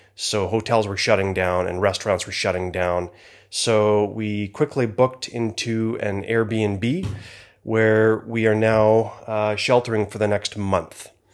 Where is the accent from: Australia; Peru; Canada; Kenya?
Canada; I am from Canada